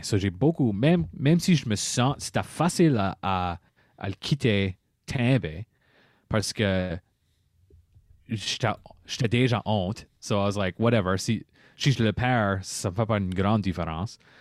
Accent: Par-En-Bas, Nova Scotia, Canada; Je suis un Acadien de Paramba

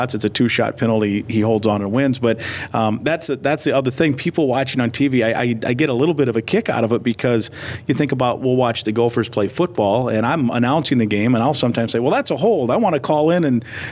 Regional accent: Iowa, United States; now in Minnesota, United States; I grew up in Iowa

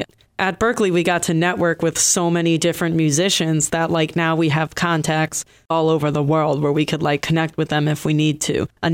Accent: Detroit, Michigan, United States; moved away as an adult; now in Boston, United States; We hail from Detroit.

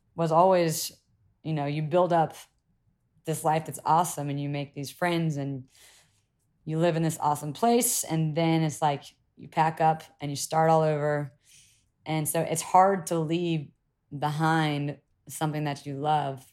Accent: South Carolina, United States; moved away as an adult; growing up in South Carolina or even in America

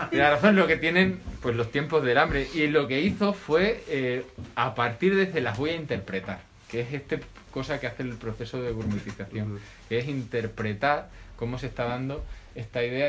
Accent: Extremadura, Spain; mi pueblo, de un pueblecito cerca del centro de Extremadura

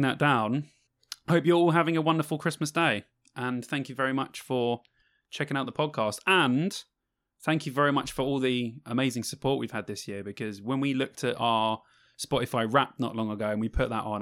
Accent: London, United Kingdom; moved away; I am from London

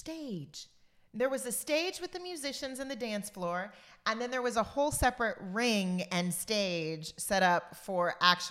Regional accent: Corpus Christi, Texas, United States; we're from Corpus Christi.

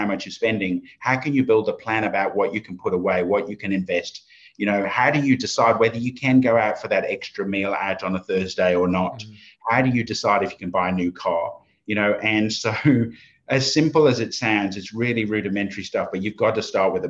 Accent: Oxford, South East England, United Kingdom; accent: Oxford English; moved away as an adult; now in Australia; But it used to be pretty, you know, pretty Oxford, England kind of accent before.

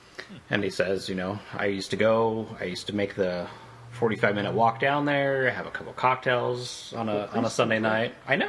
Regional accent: Boise, Idaho, United States; I was born in Boise.

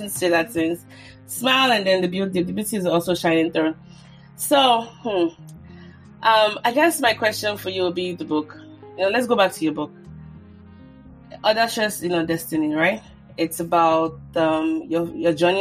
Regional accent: Nigeria; I'm Nigerian

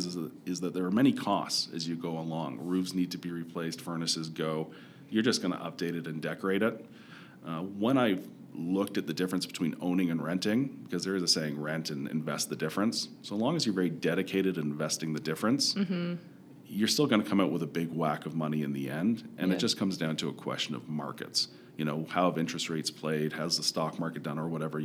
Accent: Toronto, Ontario, Canada; now in Calgary, Canada; I'm from Toronto originally

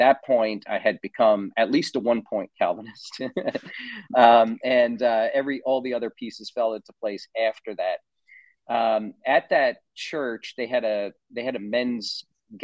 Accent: New Jersey, United States; moved away as an adult; now in Austin, United States; New Jersey, where I'm from, I grew up in New Jersey, in case you couldn't tell by the accent.

